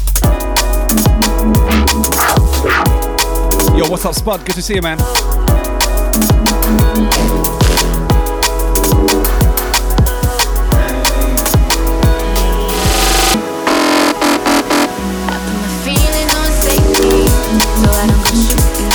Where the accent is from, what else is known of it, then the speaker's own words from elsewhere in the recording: Dudley, West Midlands, United Kingdom; accent: Dudley; I'm from Dudley